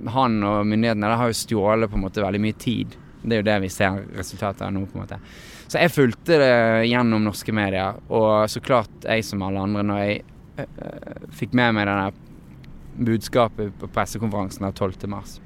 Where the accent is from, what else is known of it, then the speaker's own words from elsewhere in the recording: Norway; moved away as an adult; now in Los Angeles, United States; som er fra Norge. Eh, at det, det, at jeg er født her